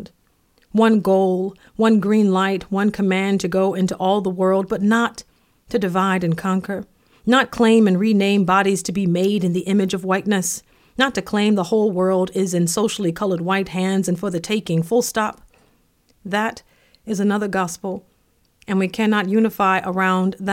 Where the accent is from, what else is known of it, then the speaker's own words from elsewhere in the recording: the South, United States; When I was growing up in the South